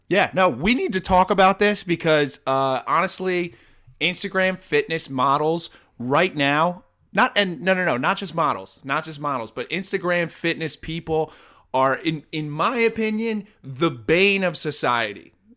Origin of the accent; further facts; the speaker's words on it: New Jersey, United States; I'm from New Jersey, so I I know people like from my high school, from high schools in my area